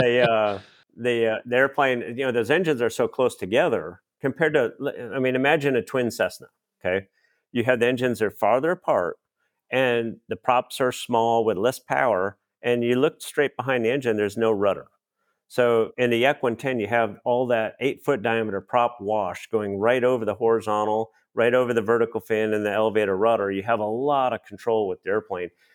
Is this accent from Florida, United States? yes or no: no; Minnesota, United States; I grew up in Minnesota, so Oshkosh was just next door